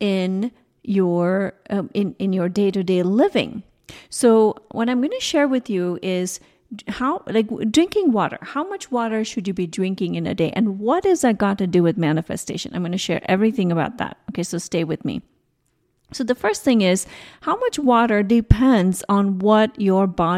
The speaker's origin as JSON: {"language": "English", "country": "India", "tie": "born or raised there", "moved": "yes", "said": "I was growing up in India"}